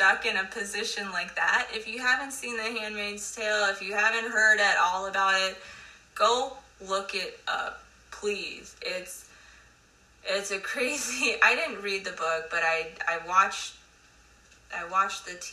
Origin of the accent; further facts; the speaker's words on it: United States; I love being an American